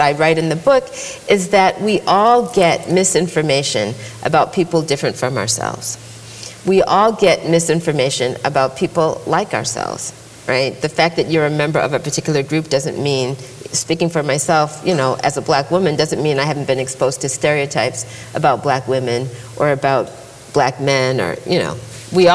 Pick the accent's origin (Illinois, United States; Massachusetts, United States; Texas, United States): Massachusetts, United States; I grew up in Massachusetts